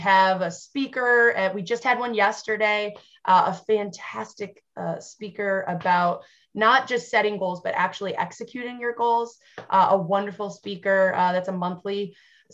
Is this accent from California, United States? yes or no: no; Western New York, United States; as a Western New Yorker and a diehard member of Bills Mafia